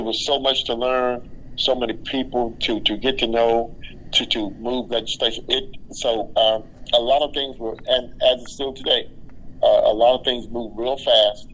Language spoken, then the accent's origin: English; Alamo, Georgia, United States; moved away; also born or lived in Savannah, Georgia; I was born in a little small town called Alamo